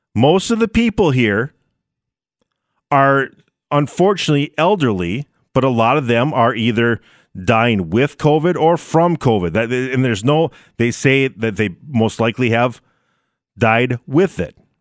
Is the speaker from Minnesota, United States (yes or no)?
yes; Minnesota, United States; also born or lived in North Dakota; I did live in North Dakota for a while, but I was born and raised in Minnesota, and I live there now.